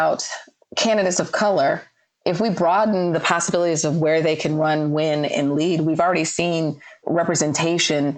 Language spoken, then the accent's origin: English; Northeast, United States; moved away; I'm originally from the Northeast.